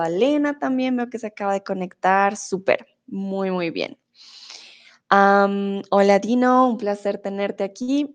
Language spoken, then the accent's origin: Spanish; Bogotá, Colombia; moved away as an adult; yo soy de Bogotá. Ah, nací ahí, viví toda mi vida en Bogotá